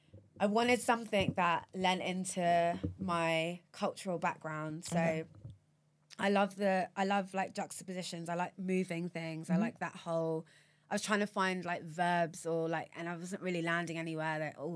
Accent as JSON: {"language": "English", "town": "Watford", "region": "East of England", "country": "United Kingdom", "tie": "born or raised there"}